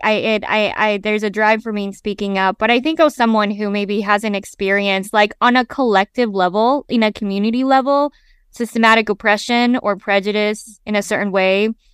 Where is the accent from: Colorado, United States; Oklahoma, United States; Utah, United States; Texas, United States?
Utah, United States; Salt Lake City; I grew up in Salt Lake City, Utah, it's a predominantly white space